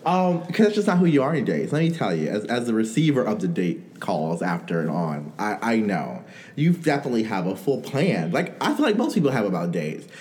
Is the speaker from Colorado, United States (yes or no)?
no; New York, United States; I'm from New York.